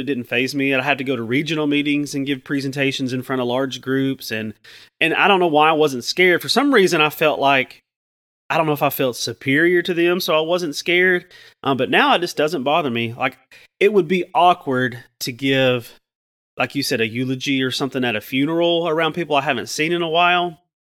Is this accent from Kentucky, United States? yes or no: no; Chattanooga, Tennessee, United States; I'm from Chattanooga, and I grew up in the shadow of, um, a Sequoia nuclear plant